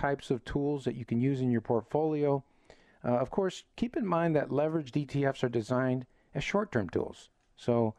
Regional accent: Chicago, Illinois, United States; I'm from Chicago

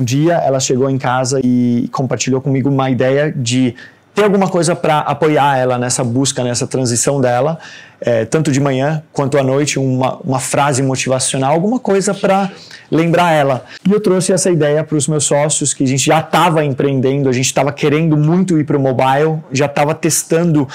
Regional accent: Denmark; moved away as an adult; also born or lived in Brazil; now in Santos, Brazil; Nasci no Brasil e fui embora com 4 anos é, para Dinamarca. Sou de uma família de dinamarqueses e noruegueses que construíram família no Brasil

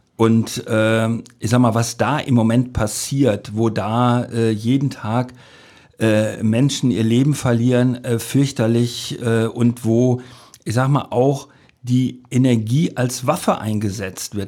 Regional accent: between Cologne and Aachen, North Rhine-Westphalia, Germany; moved away as an adult; also born or lived in Lusatia; now in Cottbus, Germany; so lange habe ich nirgendwo anders in selbst in meiner alten Heimat nicht gelebt. Äh, da kam man dann zur, zur Armee und zur, zur Ausbildung. Also das kommt, also dafür ist es zu schön hier. Ja. Also das äh, also wenn man so, so die rheinische Landschaft sich da anguckt, da zwischen Köln und Aachen

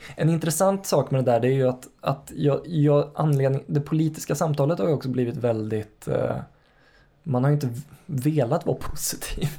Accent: Karlstad, Värmland, Sweden; moved away; När du och jag växte upp i Karlstad

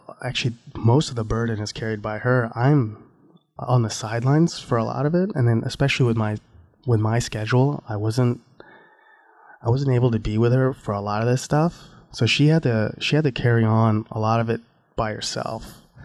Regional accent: Florida, United States; I grew up in Florida

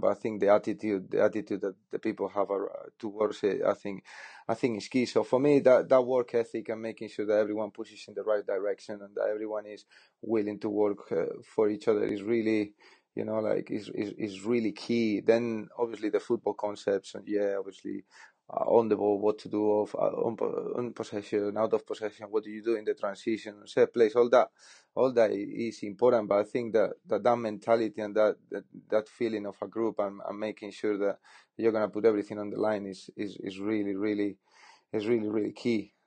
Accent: Spain; moved away as an adult; also born or lived in Netherlands; now in England; I'm from Spain

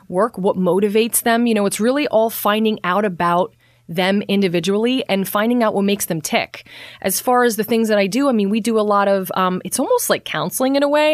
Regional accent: Bethlehem, Pennsylvania, United States; also born or lived in West Palm Beach; I've born and raised in Bethlehem

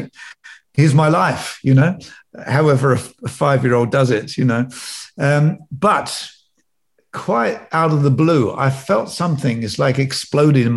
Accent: Northamptonshire, East Midlands, United Kingdom; I was brought up in Northamptonshire in a little village.

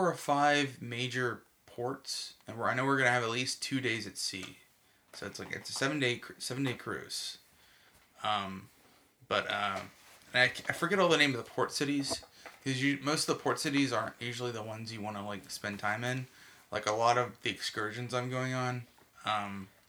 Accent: Texas, United States; we're from Texas, I can be like, I'm not American, I'm a Texan

